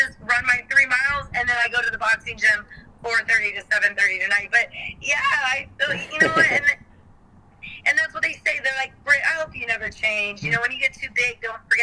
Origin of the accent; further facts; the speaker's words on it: Salem, Virginia, United States; my hometown, Salem, Virginia